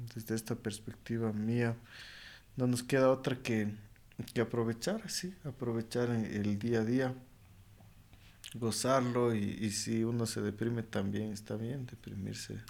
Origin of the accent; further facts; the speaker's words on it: Ecuador; en Ecuador